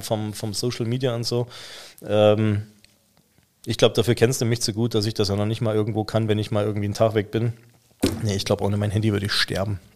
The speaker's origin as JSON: {"language": "German", "area": "the East", "region": "eastern Germany", "country": "Germany", "moved": "yes", "said": "Wir kommen ja beide aus dem Osten"}